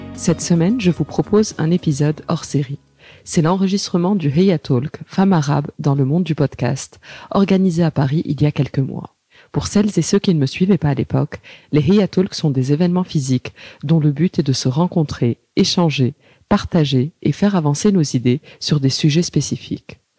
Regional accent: Tunisia; moved away; je suis née en Tunisie et je suis première immigrée

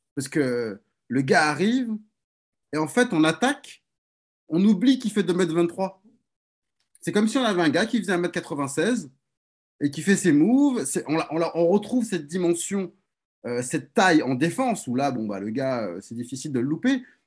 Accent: France; chez nous, en France

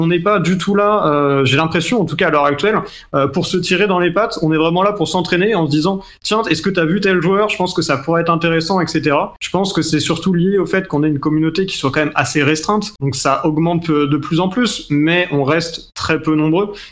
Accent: Rennes, Brittany, France; parce que je suis Rennais.

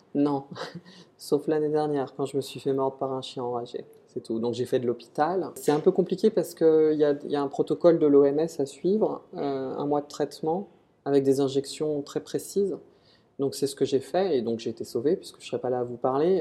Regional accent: Nantes, Pays de la Loire, France; moved away; also born or lived in Saint-Amand-Montrond; Je suis un Nantes à la base je suis né à Nantes

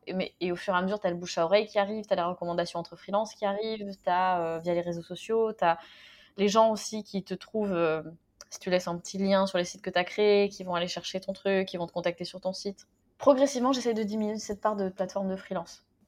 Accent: France; moved away; je suis née en France

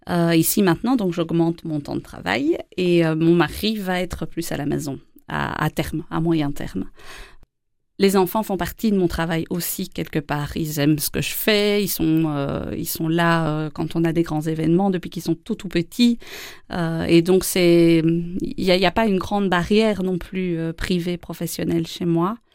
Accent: Wallonia, Belgium; also born or lived in Charleroi, Belgium / Andenne, Belgium; ah, je, suis wallonne. J'ai euh, déménagé euh, beaucoup, beaucoup pendant mon enfance entre Charleroi, les Ardennes, euh, du côté d'Andenne, et je suis née en Ardennes. Et donc j'ai beaucoup voyagé, je suis plutôt wallonne.

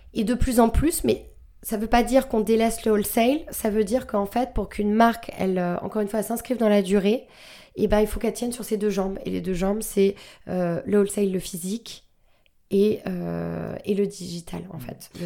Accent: New Jersey, United States; now in France; J'ai, grandi aux États-Unis

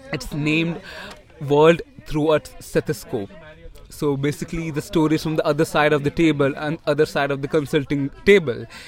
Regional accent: Tirunelveli, Tamil Nadu, India; I'm from Tamil Nadu

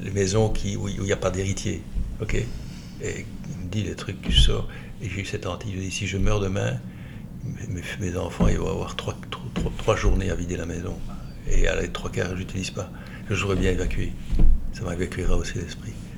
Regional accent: Liège, Wallonia, Belgium; je suis né à Liège, j'ai vécu à Liège, centre-ville, dans le carré, euh, jusqu'à 18 ans

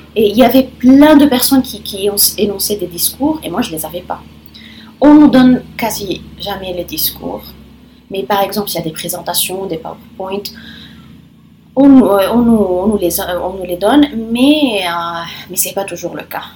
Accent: Lebanon; first language Italian and Arabic; French is a second language; moved away as an adult; also born or lived in Rome, Italy; now in France; Et je suis libanaise et je suis arrivée en France il y a à peu près un an et demi

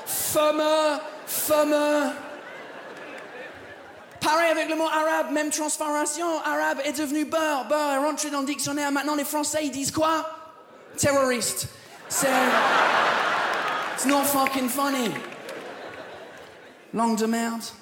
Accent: England, United Kingdom; French is a second language; now in France; très content d'être là, je viens pas d'ici, je viens de l'Angleterre.

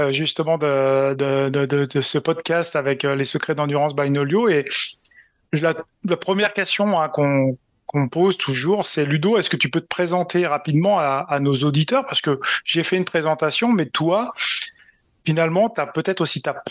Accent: Valloire, Auvergne-Rhône-Alpes, France; born or raised there; also born or lived in Grenoble

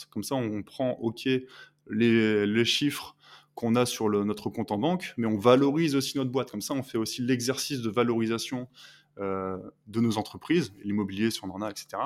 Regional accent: northern France, France; parce que moi je suis originaire du nord de la France

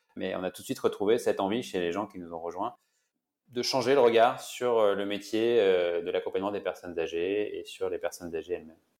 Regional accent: Brittany, France; je suis breton

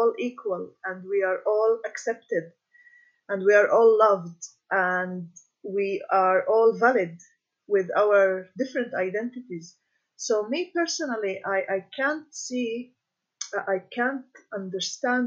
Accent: Galilee, Israel; moved away as an adult; now in Jerusalem; I was born in the Galilee, and I moved to Jerusalem in the past 7 years

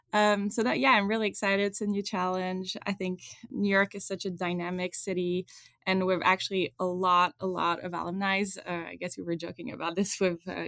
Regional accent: Switzerland; moved away as an adult; now in United States; I grew up in Switzerland. I did my entire education there

